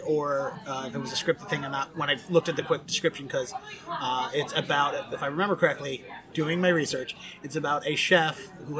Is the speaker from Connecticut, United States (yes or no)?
no; Baltimore, Maryland, United States; accent: Baltimore; And the reason I had to work to lose my Baltimore accent was, and also we say Balmer.